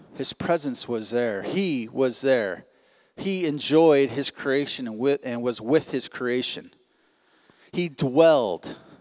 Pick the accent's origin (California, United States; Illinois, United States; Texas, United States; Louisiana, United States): California, United States; Long Beach; moved away as an adult; now in Providence, United States; we come from Long Beach, California, like I said earlier, uh, where basically we spent our entire lives in about a five mile radius